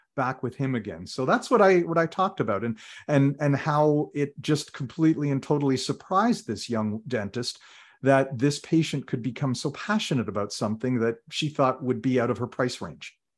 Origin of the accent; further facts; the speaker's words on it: Ottawa, Ontario, Canada; also born or lived in Toronto; when I was very young and we moved from Toronto to Ottawa